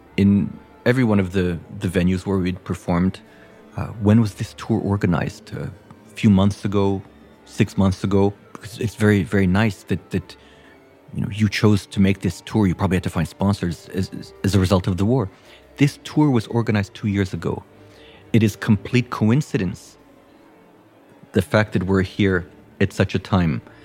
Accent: United States; as Americans

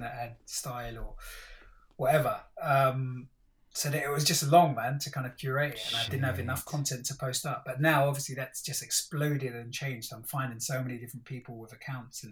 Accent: London, United Kingdom; us growing up in East Stratford, the Asian dude

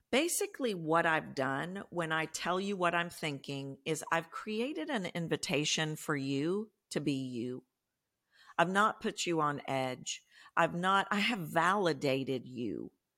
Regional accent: Texas, United States; I'm from Texas. You can probably hear that in my voice

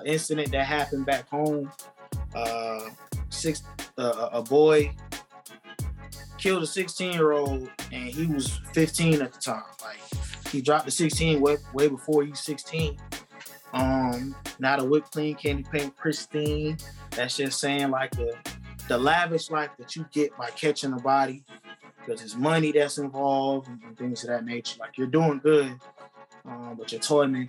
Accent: United States; moved away; also born or lived in North Carolina / South Carolina; I'm from both. I was born in North Carolina. I moved to South

